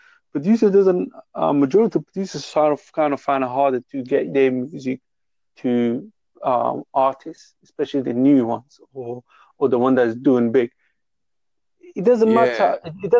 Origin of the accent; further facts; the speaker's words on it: England, United Kingdom; I'm from England